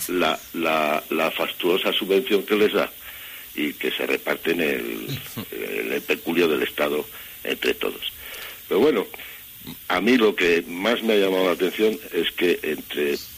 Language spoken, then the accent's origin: Spanish; Valladolid, Castile and León, Spain; yo que vivo en Valladolid, y vamos, que soy vallisoletano